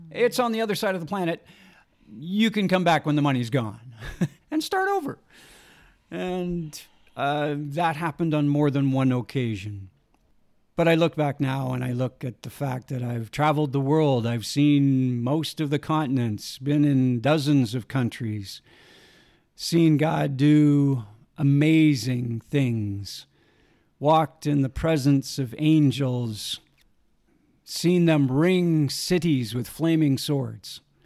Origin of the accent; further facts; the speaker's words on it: Saskatchewan, Canada; I was raised in Saskatchewan.